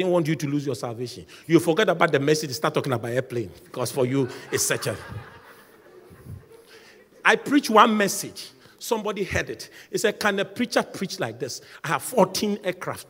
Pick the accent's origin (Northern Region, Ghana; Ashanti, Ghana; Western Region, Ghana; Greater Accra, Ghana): Greater Accra, Ghana; Accra; I was raised in Sukula. Nobody wants to come from that part of Accra